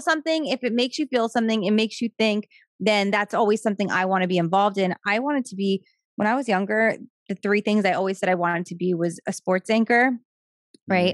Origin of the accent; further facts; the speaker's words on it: Wayne, New Jersey, United States; also born or lived in Florida; I grew up in New Jersey